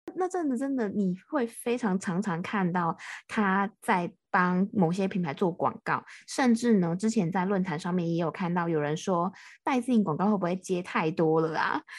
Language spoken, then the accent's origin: Chinese; Taiwan; 我是台湾的